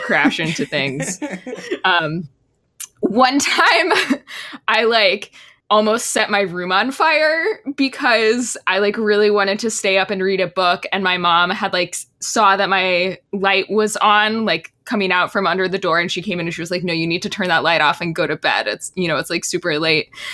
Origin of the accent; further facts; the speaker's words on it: Texas, United States; I grew up in Texas